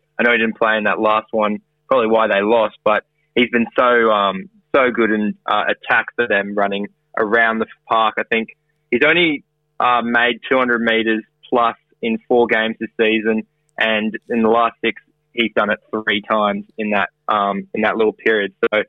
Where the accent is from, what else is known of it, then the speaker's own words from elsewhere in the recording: Queensland, Australia; As a Queenslander